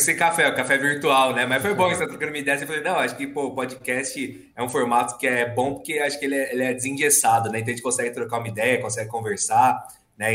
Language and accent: Portuguese; São Paulo, Brazil; eu nasci em São Paulo, né? Na capital, moro aqui em São Paulo até hoje